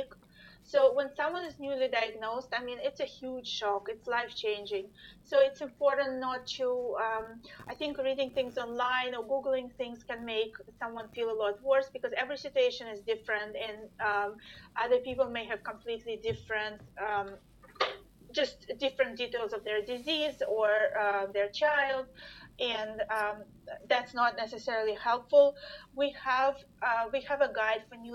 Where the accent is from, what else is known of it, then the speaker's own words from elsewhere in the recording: Russia; moved away; I'm originally from Russia, so we've connected with the Russian community